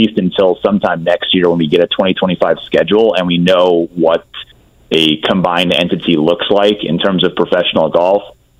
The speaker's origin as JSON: {"language": "English", "region": "Missouri", "country": "United States", "said": "I'm from Missouri sort of thing."}